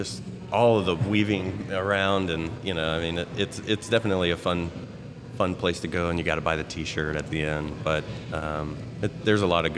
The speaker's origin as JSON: {"language": "English", "region": "Indiana", "country": "United States", "tie": "born there", "also_born_or_lived": "Orlando / Marietta / Toledo / Atlanta", "said": "I was born in Indiana and moved to Orlando, Marietta, Toledo, Ohio, back to Orlando, was in Atlanta when I met my wife"}